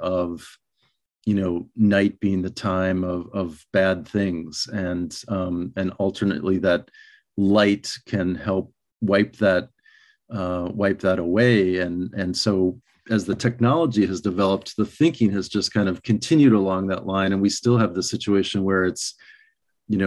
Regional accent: Minnesota, United States; moved away as an adult; also born or lived in Albuquerque, New Mexico; when I was a kid growing up in Minnesota

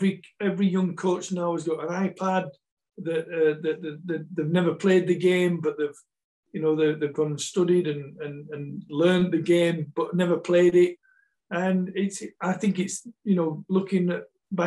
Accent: England, United Kingdom; also born or lived in Malta / Scotland / South Africa; I've always, always thought myself a Malteser, but no, I am English. Even though I moved to Scotland in 97, and that's where my house is in Scotland, so, I've been Malta, over to England, up to Scotland, in and out of South Africa a few times

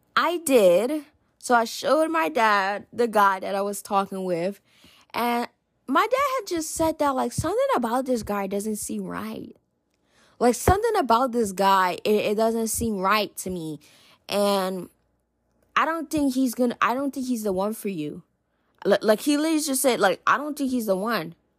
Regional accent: New Jersey, United States; I'm in New Jersey. I'm originally from New Jersey

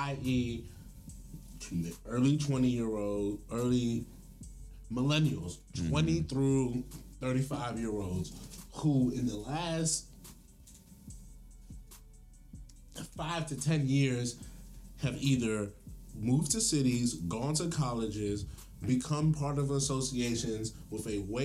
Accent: Prince George's County, Maryland, United States; I got to grow up in Prince George's County

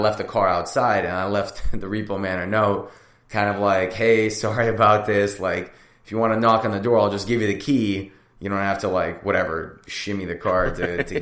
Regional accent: United States; also born or lived in Russia; when we came to America, I immigrated from Russia when I was 3

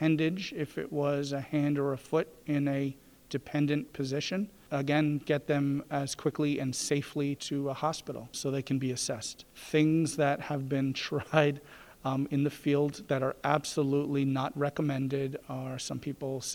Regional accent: New York City, New York, United States; moved away as an adult; also born or lived in Providence, Rhode Island; now in Greenville, United States; I'm from New York City, so Brooklyn specifically, Manhattan, you know, is right adjacent. That's where I grew up and practiced

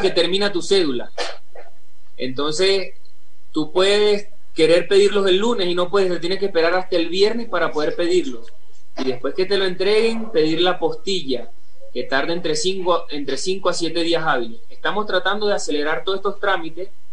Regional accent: Venezuela; moved away; el venezolano necesita visa para entrar a Ecuador

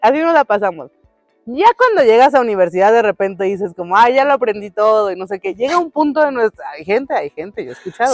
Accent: Mexico; los dos somos mexicanos, porque los dos crecimos de este lado del mundo

